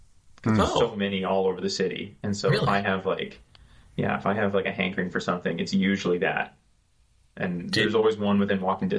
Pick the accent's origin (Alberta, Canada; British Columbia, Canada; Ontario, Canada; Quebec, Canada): Alberta, Canada; Calgary; I used to live when I was growing up in Calgary